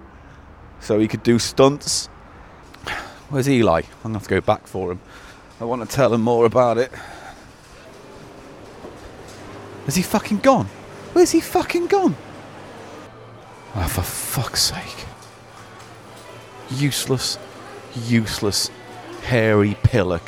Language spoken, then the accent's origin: English; Birkenhead, North West England, United Kingdom; now in London, United Kingdom; I grew up in Birkenhead